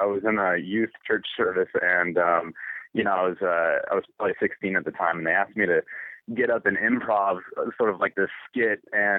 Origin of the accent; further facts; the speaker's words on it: Sacramento, California, United States; Sacramento, California.